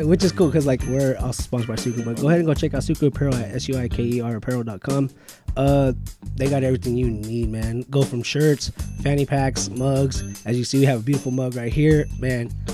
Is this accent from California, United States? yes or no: yes; Bakersfield, California, United States; also born or lived in Lamont; I was born in Bakersfield. Yeah, I mean, moved to Lamont, but Lamont's still big